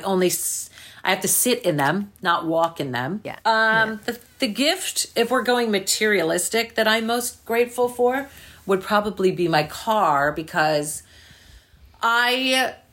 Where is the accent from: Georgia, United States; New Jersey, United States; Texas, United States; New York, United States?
New Jersey, United States; I grew up in New Jersey